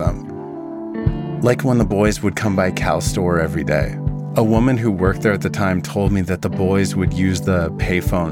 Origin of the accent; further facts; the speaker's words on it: Vernon, British Columbia, Canada; You need to know about my hometown. Vernon is located in the Okanagan, a region in the interior of British Columbia